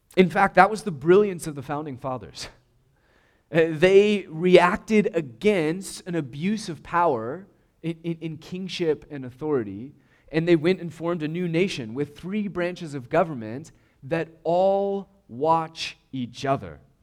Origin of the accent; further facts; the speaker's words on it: United States; we're American